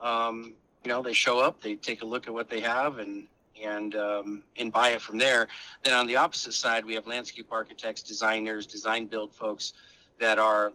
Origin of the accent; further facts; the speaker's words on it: Arizona, United States; moved away; growing up in the Southwest in Arizona